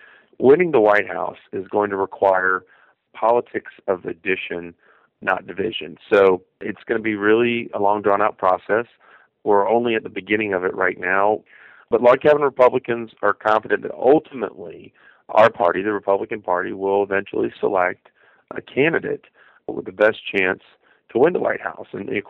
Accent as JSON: {"language": "English", "region": "Florida", "country": "United States", "tie": "born or raised there", "said": "In my home state of Florida"}